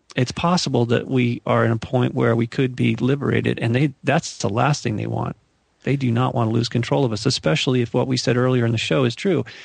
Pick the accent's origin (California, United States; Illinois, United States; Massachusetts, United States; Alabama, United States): California, United States; Malibu; where I grew up in Malibu